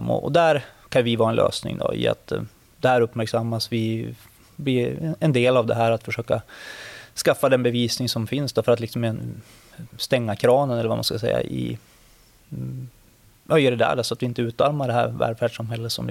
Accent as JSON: {"language": "Swedish", "town": "Örnsköldsvik", "region": "Västernorrland County", "country": "Sweden", "also_born_or_lived": "Sundsvall", "moved": "as an adult", "said": "Örnsköldsvik där jag kommer ifrån."}